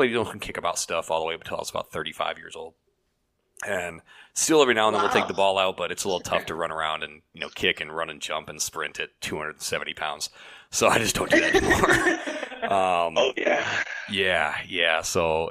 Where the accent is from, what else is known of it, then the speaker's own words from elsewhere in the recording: Fairfax, Virginia, United States; also born or lived in Cedar Rapids, Iowa / Chicagoland area; now in Chicago area, United States; I was born right outside of Washington D.C. Fairfax, Virginia is where I grew up